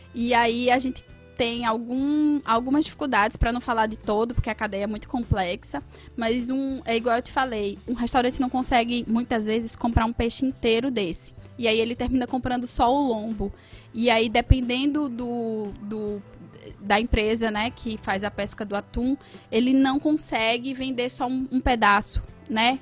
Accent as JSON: {"language": "Portuguese", "area": "Agreste", "region": "Northeast Brazil", "country": "Brazil", "said": "Eu sou do Agreste"}